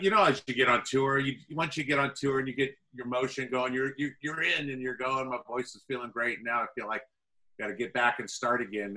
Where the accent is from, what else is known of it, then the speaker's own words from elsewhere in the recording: Dublin, California, United States; I grew up in Dublin, where Zet and Phil grew up, you know, small little town, suburb